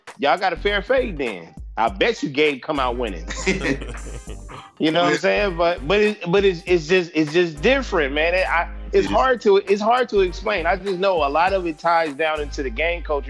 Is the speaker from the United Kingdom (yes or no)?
no; Los Angeles, California, United States; being from Southern California, LA.